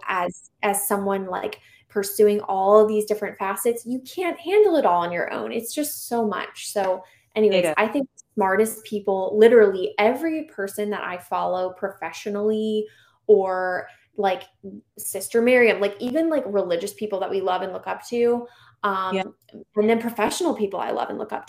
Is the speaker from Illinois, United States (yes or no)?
no; Charlotte, North Carolina, United States; also born or lived in Arlington; my hometown parish recently reached out to me and asked if I would do basically the Charlotte version of Theology on Tap